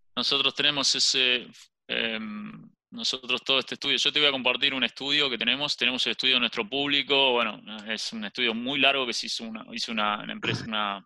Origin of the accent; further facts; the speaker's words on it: Argentina; siendo argentino, soy el único socio que es argentino